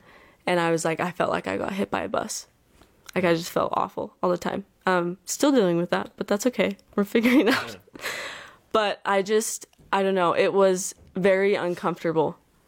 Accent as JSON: {"language": "English", "town": "Bluffdale", "region": "Utah", "country": "United States"}